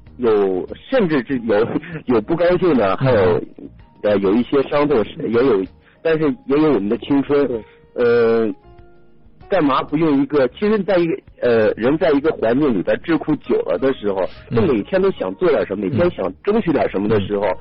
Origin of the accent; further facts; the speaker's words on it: Qiqihar, Heilongjiang, China; moved away; also born or lived in Beijing; 然后我从小在黑龙江长大，